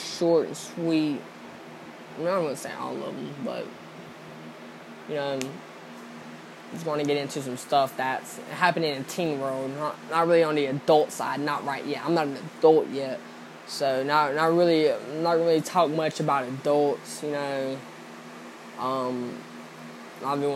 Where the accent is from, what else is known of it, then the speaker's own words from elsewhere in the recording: Georgia, United States; I'm from Georgia